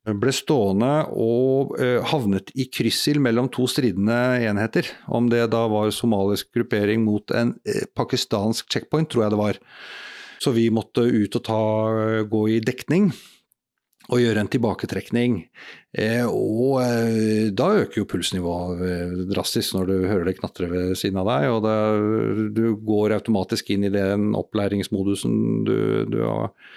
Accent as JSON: {"language": "Norwegian", "country": "Norway", "said": "jeg er jo bare nordmann"}